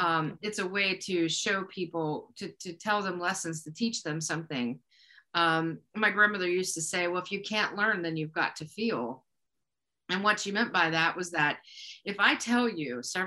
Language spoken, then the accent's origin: English; Moundsville, West Virginia, United States; now in Wheeling, United States; I grew up in Moundsville, West Virginia